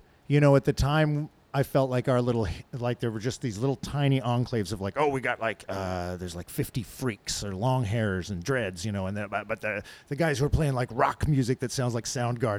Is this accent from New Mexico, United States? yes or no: yes; rural New Mexico, United States; moved away as an adult; also born or lived in Albuquerque, New Mexico; now in Portland, United States; I'm from Albuquerque, New Mexico. Actually, raised in rural New Mexico, but I was in Albuquerque, New Mexico before I came here.